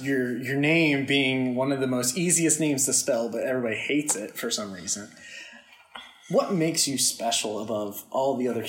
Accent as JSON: {"language": "English", "region": "Southern Pennsylvania", "country": "United States", "said": "I'm from Southern Pennsylvania."}